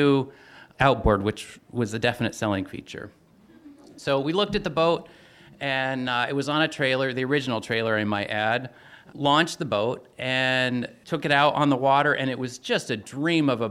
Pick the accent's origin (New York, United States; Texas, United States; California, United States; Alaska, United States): Alaska, United States; Ketchikan; also born or lived in Chatham Cannery, Alaska; we'd moved back to my hometown, original hometown of Ketchikan